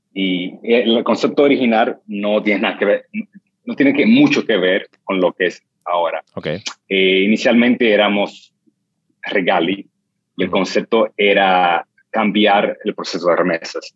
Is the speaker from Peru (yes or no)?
no; New York City, New York, United States; yo crecí en el Bronx y Harlem